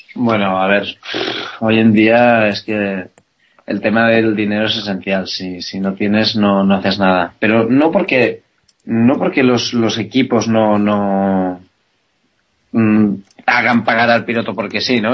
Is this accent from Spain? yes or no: yes; Spain; yo soy un piloto español